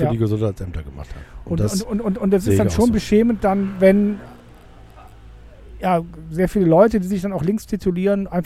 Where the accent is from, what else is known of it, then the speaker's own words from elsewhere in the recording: Cologne, North Rhine-Westphalia, Germany; ich als Kölner sage